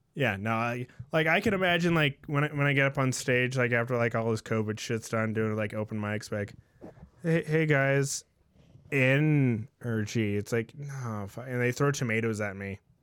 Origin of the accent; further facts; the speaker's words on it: San Jose, California, United States; I grew up in San Jose